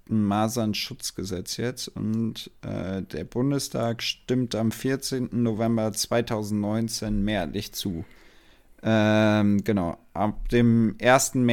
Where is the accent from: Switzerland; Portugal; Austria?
Portugal; weil ich bin aus Portugal, wie du, wie du ja weißt, der Rest aber nicht